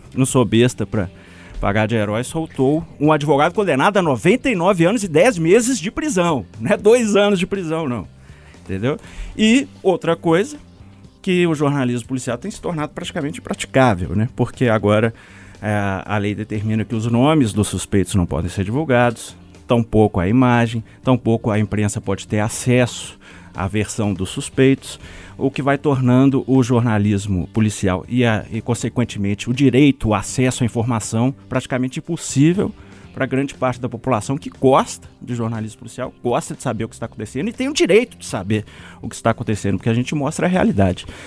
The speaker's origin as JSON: {"language": "Portuguese", "region": "Minas Gerais", "country": "Brazil", "said": "a gente fica triste enquanto mineiro"}